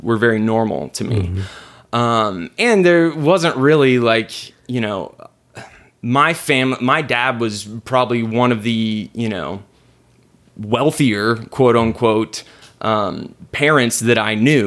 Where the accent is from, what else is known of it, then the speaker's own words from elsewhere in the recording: Richardson, Texas, United States; I grew up in East Richardson